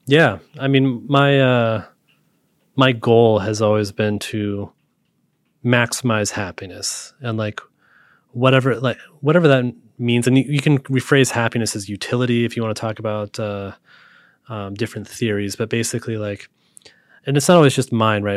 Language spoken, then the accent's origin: English; Utah, United States; also born or lived in Montana; now in Seattle, United States; I grew up in Utah